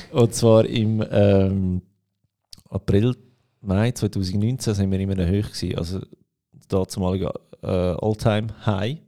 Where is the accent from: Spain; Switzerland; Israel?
Switzerland; Aargau; Bei uns im Aargau